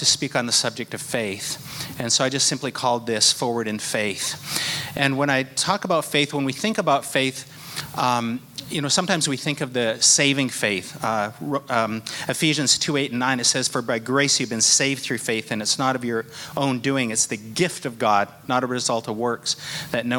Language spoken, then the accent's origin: English; Port Alberni, British Columbia, Canada; now in Toronto, Canada; Growing up in Vancouver Island is great to be home. Our little town of Port Alberni